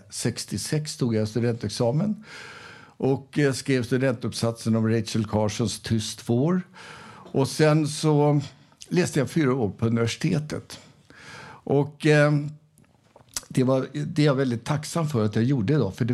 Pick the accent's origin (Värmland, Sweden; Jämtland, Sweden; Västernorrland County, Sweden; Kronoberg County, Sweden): Värmland, Sweden; Arvika; Jag kommer ju själv från Arvika